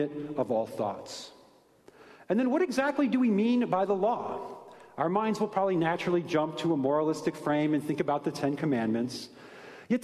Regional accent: Ohio, United States; I'm from Ohio, but contrary to popular opinion, I did not grow up on a farm

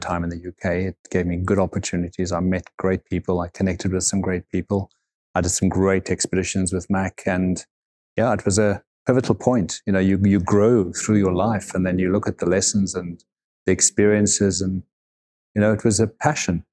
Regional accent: South Africa; moved away; I grew up in South Africa

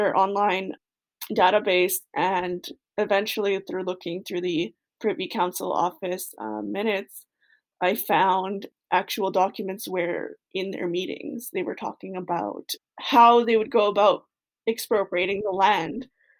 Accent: Kahnawake, Quebec, Canada; I'm Bear Clan. I'm from Ganawage, Quebec.

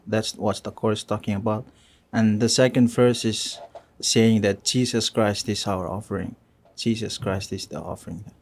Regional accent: Yap, Micronesia; moved away as an adult; I'm from Yap

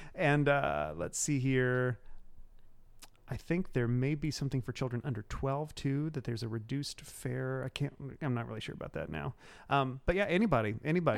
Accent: Cumberland County, Illinois, United States; moved away; I am from the, uh, the backwoods of Cumberland County, Illinois. I actually grew up between two small towns, uh, and they are Neoga and Toledo.

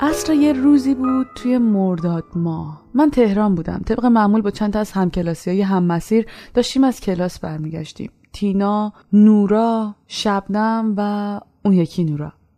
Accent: Iran; moved away as an adult; من از ایران به خاطر اعتقاداتم اومدم بیرون

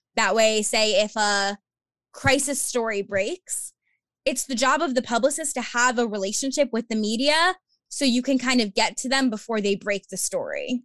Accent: Long Island, New York, United States; I am from Long Island, New York, born and raised

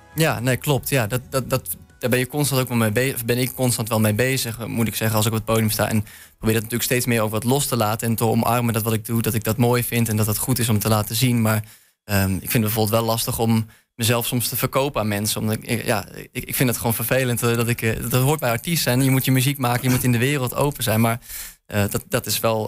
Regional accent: Leeuwarden, Friesland, Netherlands; moved away as an adult; now in Enschede, Netherlands; Ik kwam oorspronkelijk uit Leeuwarden

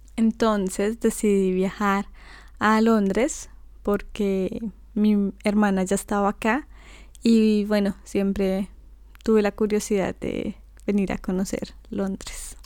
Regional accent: Bogotá, Colombia; moved away as an adult; now in London, United Kingdom; yo nací en Bogotá, que es la capital de Colombia.

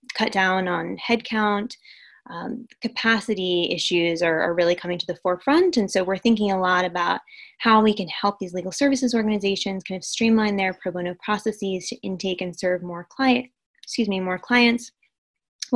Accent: United States; I'm American, I speak English

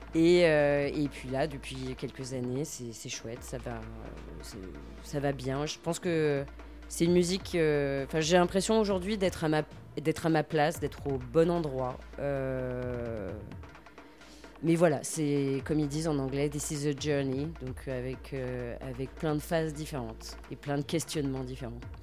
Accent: Lyon, Auvergne-Rhône-Alpes, France; je suis lyonnaise d'origine et je vis toujours à Lyon

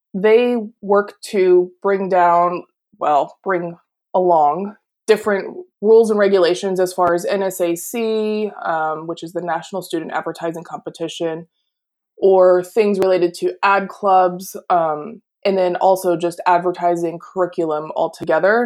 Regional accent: Pennsylvania, United States; I grew up in Pennsylvania, and our family is Polish

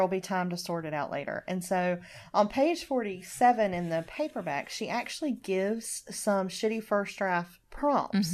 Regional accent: Deep South, United States; growing up in the Deep South

